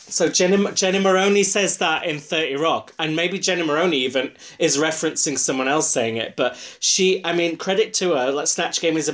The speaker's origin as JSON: {"language": "English", "town": "Huddersfield", "region": "Yorkshire and the Humber", "country": "United Kingdom", "accent": "Yorkshire", "said": "she's doing my accent because Mel B's from Leeds, I'm from Huddersfield. It's the same. I mean, I've lost my accent."}